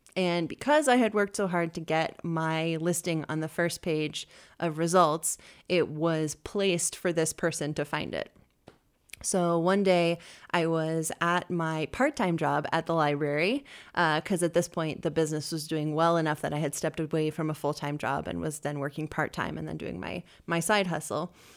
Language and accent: English; Bozeman, Montana, United States; moved away as an adult; now in Boise, United States; I was raised in Bozeman, Montana